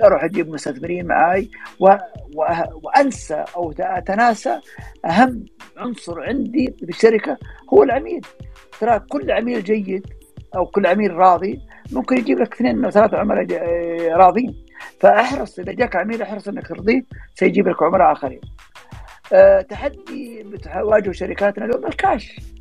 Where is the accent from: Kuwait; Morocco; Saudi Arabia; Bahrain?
Saudi Arabia; عندنا في السعوديه